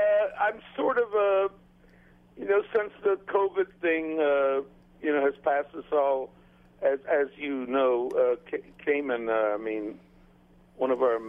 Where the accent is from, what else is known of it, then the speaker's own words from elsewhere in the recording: Wrightsville Beach, North Carolina, United States; now in Grand Cayman, Cayman Islands; I mean, I was brought up in Wrightsville Beach, North Carolina.